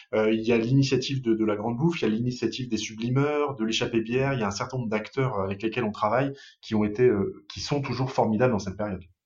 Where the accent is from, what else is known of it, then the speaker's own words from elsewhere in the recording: Paris, Île-de-France, France; moved away as an adult; now in Lille, France; je suis pas un Lillois, je suis parisien d'origine